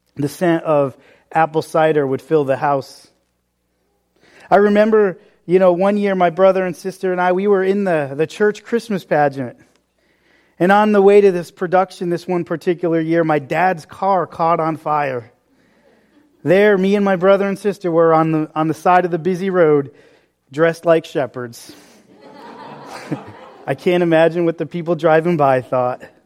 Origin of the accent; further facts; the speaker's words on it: New England, United States; growing up in New England